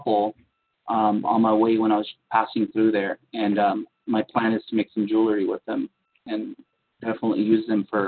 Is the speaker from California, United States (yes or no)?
yes; San Diego, California, United States; growing up in San Diego, California, we were right next to the ocean every day